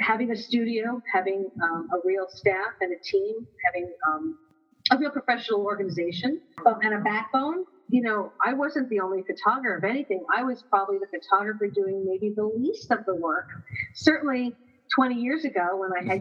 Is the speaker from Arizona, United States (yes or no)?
no; Edison, New Jersey, United States; also born or lived in Princeton, New Jersey; I grew up in Edison, and my family moved down to Princeton